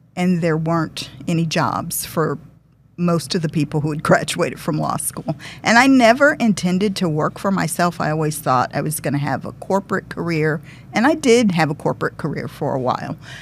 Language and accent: English; Detroit, Michigan, United States; moved away; also born or lived in Massachusetts; I'm originally from Detroit.